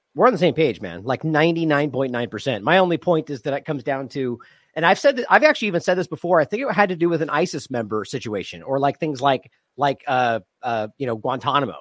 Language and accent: English; United States; as an American